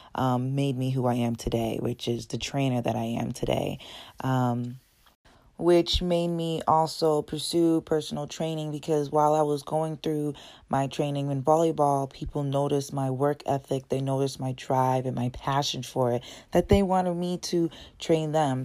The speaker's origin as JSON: {"language": "English", "town": "Brockton", "region": "Massachusetts", "country": "United States", "tie": "born or raised there", "also_born_or_lived": "Dorchester, Massachusetts", "said": "I was born in Dorchester when I was five years old. My family moved out to Brockton. That's where I was grown up. Um, I went to Brockton High"}